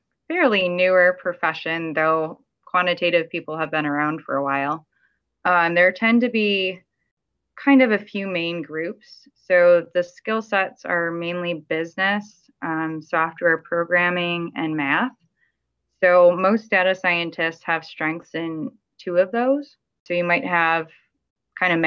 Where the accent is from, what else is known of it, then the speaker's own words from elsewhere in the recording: Miami, Florida, United States; also born or lived in California; I'm from Miami where it's a lot warmer